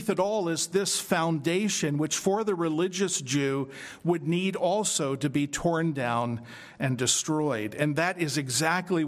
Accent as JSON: {"language": "English", "town": "Philadelphia", "region": "Pennsylvania", "country": "United States", "tie": "born or raised there", "said": "growing up in Philadelphia"}